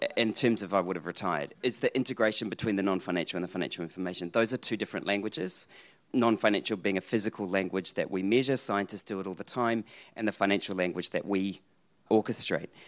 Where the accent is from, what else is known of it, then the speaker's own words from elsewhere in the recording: New Zealand; being a New Zealander